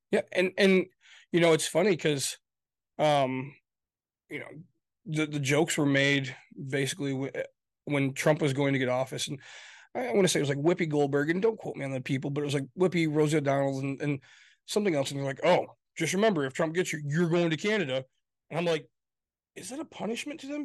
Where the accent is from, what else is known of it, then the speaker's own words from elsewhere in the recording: Grand Rapids, Michigan, United States; I come from Grand Rapids, Michigan. That's where I come from